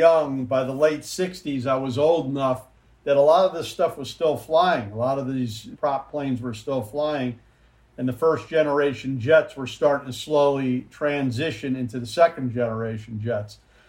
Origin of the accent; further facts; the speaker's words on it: Philadelphia, Pennsylvania, United States; I grew up actually in the Philadelphia area